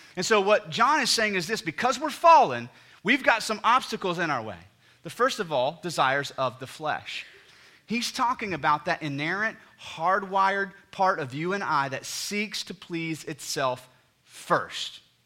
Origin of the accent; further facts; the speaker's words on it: United States; we're all Americans, and so we grew up in a culture and society that the very D N A of the ethos of American culture is dreaming